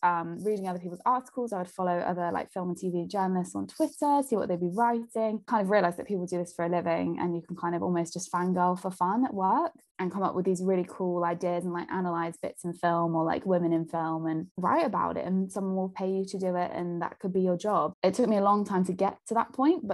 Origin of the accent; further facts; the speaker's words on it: Peterborough, East of England, United Kingdom; I'm from Peterborough